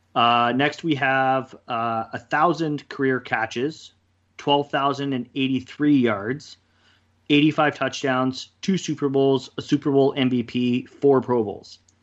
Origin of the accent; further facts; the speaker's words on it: Kelowna, British Columbia, Canada; also born or lived in Kamloops; I moved back to Kelowna from Kamloops after, after playing against you guys for how, however many years, I think it was four years I played in Kamloops